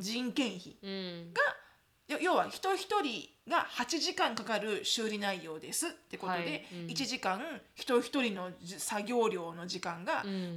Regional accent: Japan; now in United States

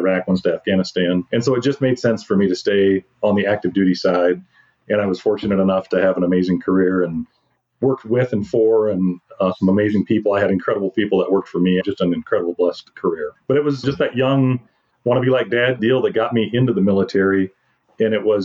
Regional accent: South Dakota, United States; we're both born and raised in South Dakota

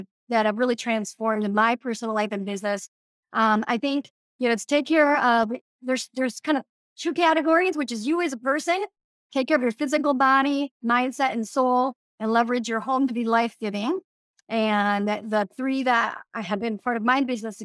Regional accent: Mexico; also born or lived in Democratic Republic of the Congo; now in Minnesota, United States; I grew up in Mexico and I also lived in the Congo in Africa

